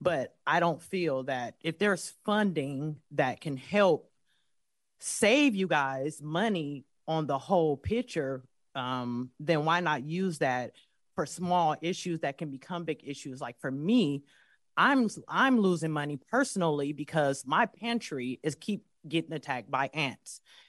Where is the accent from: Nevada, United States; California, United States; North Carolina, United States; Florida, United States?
California, United States; I'm not from here. I'm not from this county. I am new. I am from the East Bay